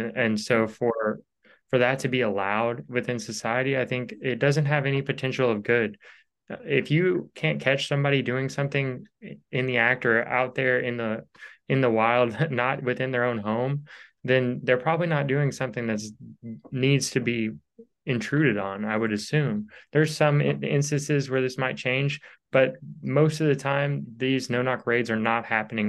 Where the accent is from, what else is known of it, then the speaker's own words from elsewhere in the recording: Louisville, Kentucky, United States; I'm from Louisville, Kentucky, where that happened.